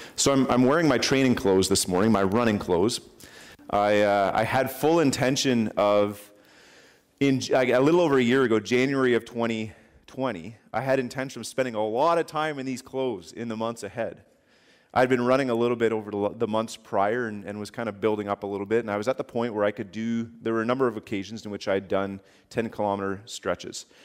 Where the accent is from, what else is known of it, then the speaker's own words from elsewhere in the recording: Canada; I'm a Canadian citizen.